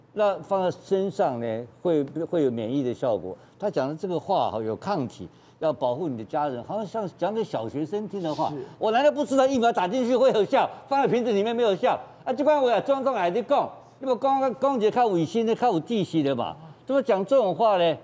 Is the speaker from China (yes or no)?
no; Taiwan; 我们台湾人